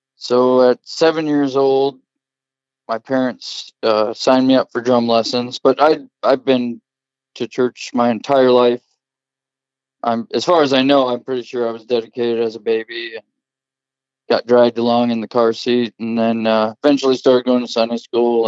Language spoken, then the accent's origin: English; Covington, Iowa, United States; I was born and raised in Covington, Iowa, right outside of Cedar Rapids